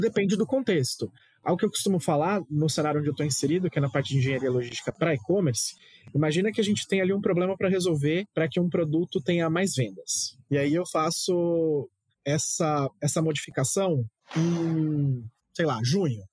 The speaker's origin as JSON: {"language": "Portuguese", "town": "Santos", "region": "São Paulo", "country": "Brazil", "said": "eu sou Santista, né? Eu moro em Santos"}